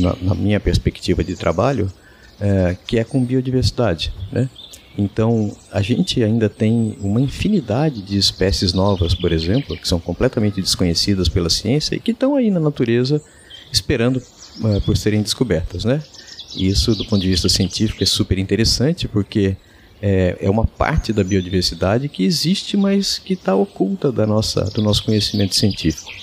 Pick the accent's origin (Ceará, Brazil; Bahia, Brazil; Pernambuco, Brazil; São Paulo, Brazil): São Paulo, Brazil; Araraquara; moved away as an adult; also born or lived in Manaus, Amazonas; now in Araraquara, Brazil; Eu sou natural aqui de Araraquara, em São Paulo, mas, é, vivi os últimos trinta e sete anos em Manaus